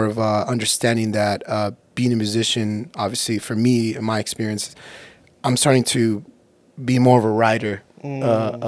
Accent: Antelope Valley, California, United States; moved away as an adult; now in Seattle, United States; I like the AV. It's my hometown

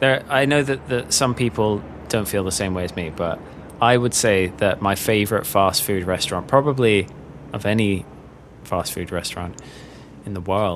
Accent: London, United Kingdom; moved away as an adult; now in United States; I grew up in London, but I moved to the States when I was 20.

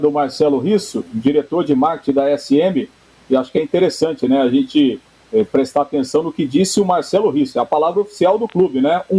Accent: Londrina, Paraná, Brazil; porque eu sou londrinense, nasci aqui, amo esse clube

